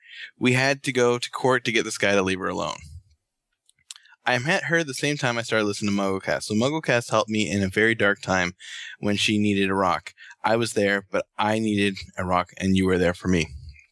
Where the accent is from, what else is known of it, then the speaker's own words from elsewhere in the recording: Aurora, Colorado, United States; High school, growing up, and events that happened last year in my hometown of Aurora, Colorado.